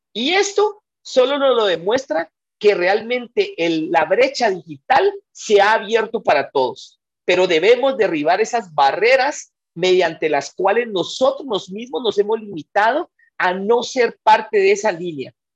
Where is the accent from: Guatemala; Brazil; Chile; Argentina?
Guatemala; Los guatemaltecos tenemos mucho conocimiento